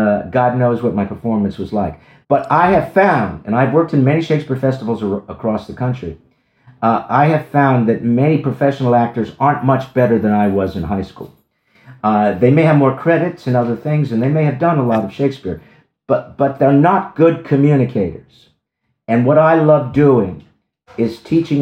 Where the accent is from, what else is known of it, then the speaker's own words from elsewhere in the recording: Lakewood, New Jersey, United States; moved away; also born or lived in Santa Monica / New York / Los Angeles; I grew up right in the middle of New Jersey, about 10 miles outside of Asbury Park, a little town called Lakewood, New Jersey